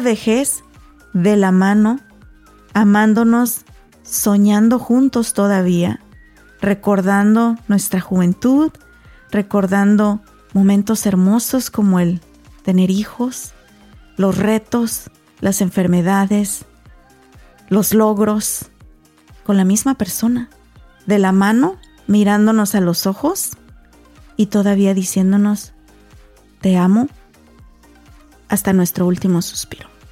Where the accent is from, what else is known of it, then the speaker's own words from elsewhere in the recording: Mexico; first language Spanish; yo bien mexican